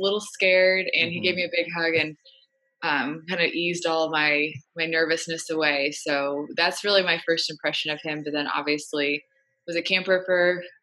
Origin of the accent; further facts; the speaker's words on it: Indianapolis, Indiana, United States; moved away; I'm from Indianapolis